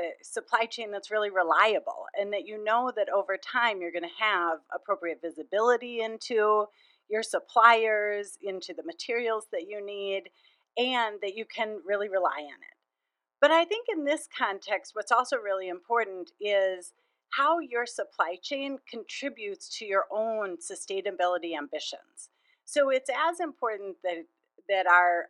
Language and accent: English; Minnesota, United States; I grew up in Minnesota, and I just find it such a wonderful place to live